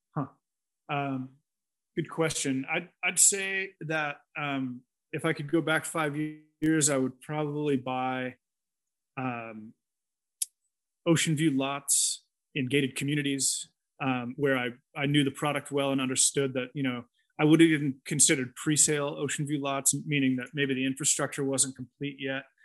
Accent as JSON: {"language": "English", "area": "near San Francisco", "region": "California", "country": "United States", "tie": "born or raised there", "moved": "as an adult", "lives_now": "Costa Rica", "said": "I grew up uh, near San Francisco"}